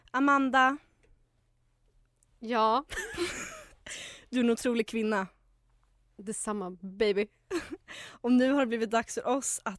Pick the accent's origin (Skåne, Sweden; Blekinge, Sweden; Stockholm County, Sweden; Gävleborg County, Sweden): Gävleborg County, Sweden; Hudiksvall; men eftersom vi är från Hudik så är det okej.